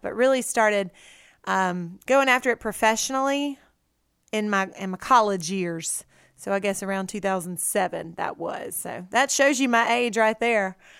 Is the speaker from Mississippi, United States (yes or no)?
yes; Red Lick, Mississippi, United States; also born or lived in Natchez, Mississippi; I grew up right there in Red Lick on my mom and daddy's farm